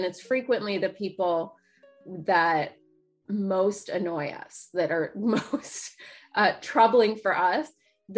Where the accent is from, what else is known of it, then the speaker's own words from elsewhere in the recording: Dayton, Ohio, United States; I grew up mostly in Dayton, Ohio